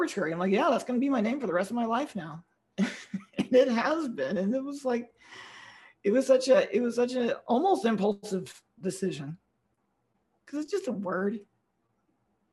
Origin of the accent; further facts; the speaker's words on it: the South, United States; being half Filipino and growing up, especially in the South where I grew up